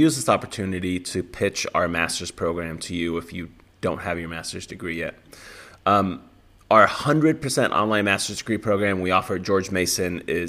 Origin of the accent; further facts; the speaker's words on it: Finland; I grew up in Finland